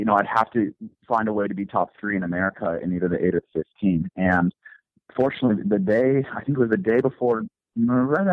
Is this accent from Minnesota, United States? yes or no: no; Boise, Idaho, United States; I grew up in Boise, Idaho